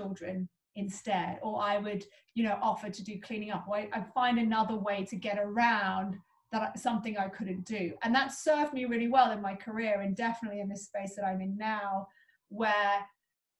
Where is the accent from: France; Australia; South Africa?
South Africa; Cape Town, Western Cape; I grew up in Cape Town